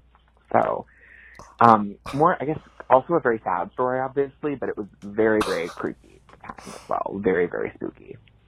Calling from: Brookline, Massachusetts, United States; I'm calling from Brookline, Massachusetts.

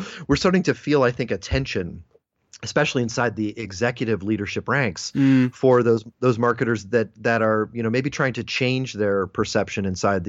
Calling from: Philadelphia, Pennsylvania, United States; I'm coming from Philadelphia, Pennsylvania, here in the US of A.

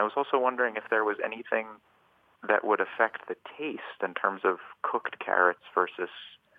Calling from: Cambridge, Massachusetts, United States; I'm calling from Cambridge.

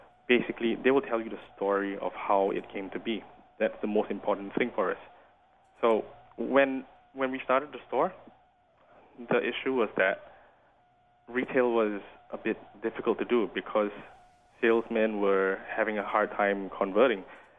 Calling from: St. Louis, Missouri, United States; I'm calling you from St. Louis.

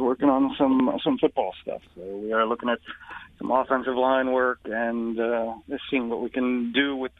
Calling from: Connecticut, United States; I am in Connecticut, near my old ESPN stomping grounds.

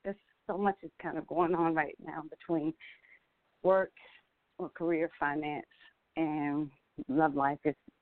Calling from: Georgia, United States; I'm calling from Georgia.

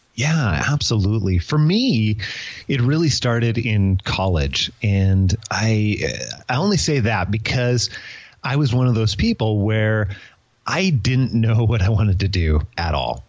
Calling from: Moses Lake, Washington, United States; I am calling you from the not so large town of Moses Lake, Washington

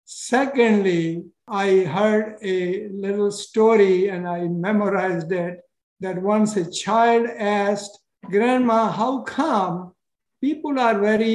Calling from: Massachusetts, United States; I am calling from Massachusetts, okay. 45 miles west of Boston.

